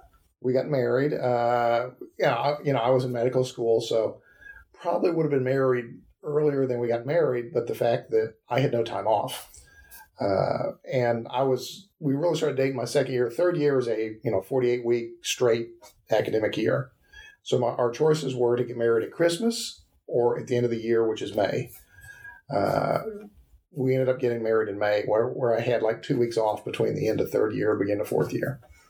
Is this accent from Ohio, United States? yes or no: yes; Ohio, United States; moved away as an adult; also born or lived in St. Louis, Missouri; now in Nashville, United States; I was born and raised in Ohio.